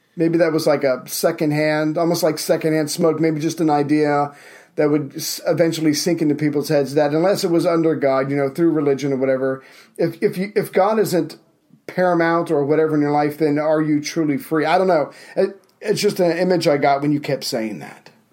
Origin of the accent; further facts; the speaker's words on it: United States; I'm an American